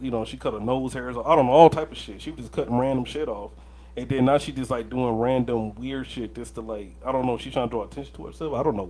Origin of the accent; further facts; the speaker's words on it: Riverside, California, United States; I was born in Cali, too. I was born in Riverside.